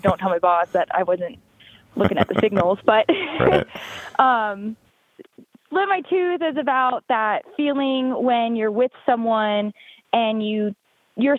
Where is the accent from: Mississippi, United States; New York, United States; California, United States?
California, United States; Sonoma County, Petaluma, Santa Rosa area, Northern; moved away as an adult; also born or lived in Lodi, California; now in Winnemucca, United States; I'm from Northern California. I'm from Sonoma County, Petaluma, Santa Rosa area.